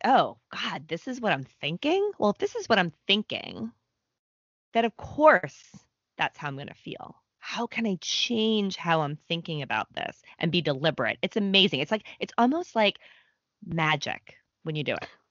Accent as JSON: {"language": "English", "town": "Boston", "region": "Massachusetts", "country": "United States", "moved": "yes", "lives_now": "New York, United States", "said": "I'm from the Boston area. I live in New York."}